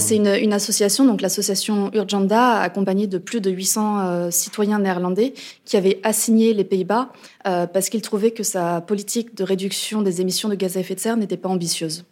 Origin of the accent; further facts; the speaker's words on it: France; chez nous en France